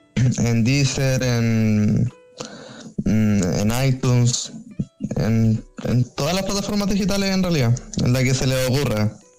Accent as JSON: {"language": "Spanish", "country": "Chile", "said": "yo como chileno"}